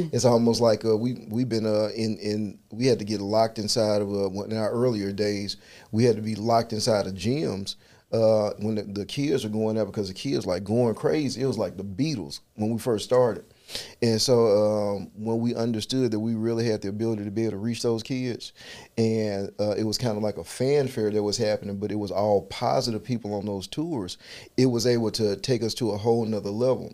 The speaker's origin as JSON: {"language": "English", "town": "Memphis", "region": "Tennessee", "country": "United States", "said": "I'm from South Memphis"}